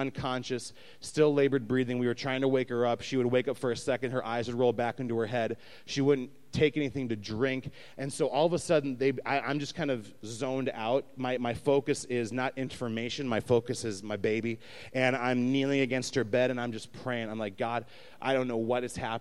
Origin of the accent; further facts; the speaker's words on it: Minnesota, United States; also born or lived in Louisiana; we're the couple from Minnesota